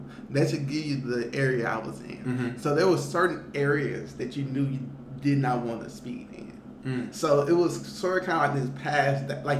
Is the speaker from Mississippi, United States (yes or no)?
yes; Jackson, Mississippi, United States; moved away as an adult; now in West Coast, United States; I'm from Jackson, so it's the capital.